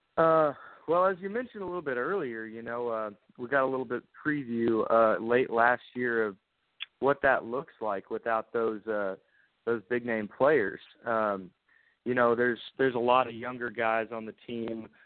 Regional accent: Lubbock, Texas, United States; I grew up in Lubbock, grew up watching Mike Leach coach the Red Raiders

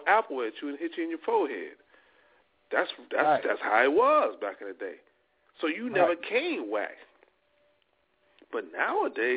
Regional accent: Louisiana, United States; I'm from Louisiana

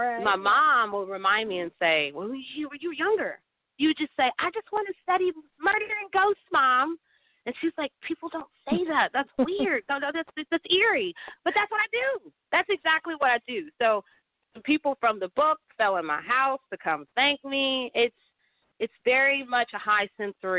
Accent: Atlanta, Georgia, United States; also born or lived in Pittsburgh; now in St. Louis, United States; I'm here in St. Louis, but I'm born in Pittsburgh, and then I was raised in Atlanta

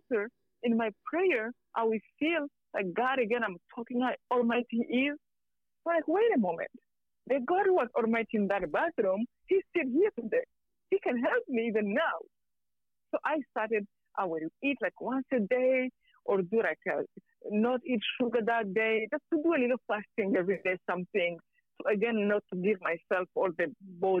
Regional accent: Rwanda; moved away; I'm from Rwanda.

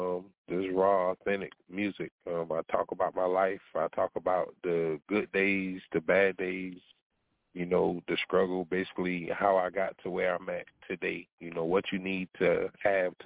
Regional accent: Walterboro, South Carolina, United States; also born or lived in Bremerton, Washington; I'm from Walterboro, South Carolina

